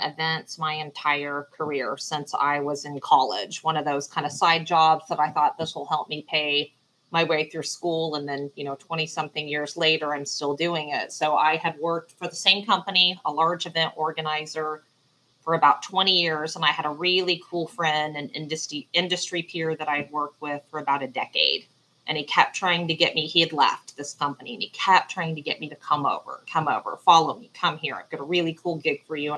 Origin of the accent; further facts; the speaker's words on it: Southwest Missouri, United States; now in Dallas, United States; growing up in Southwest Missouri and living in Texas